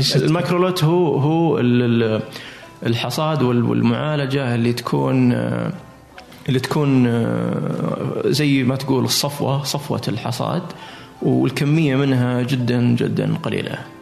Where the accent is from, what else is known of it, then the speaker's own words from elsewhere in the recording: Saudi Arabia; عندنا في السعوديه وفي الخليج ايضا